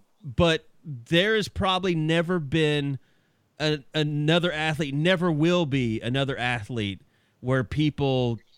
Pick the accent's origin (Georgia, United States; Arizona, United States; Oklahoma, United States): Oklahoma, United States; Southwest; Growing up in Southwest Oklahoma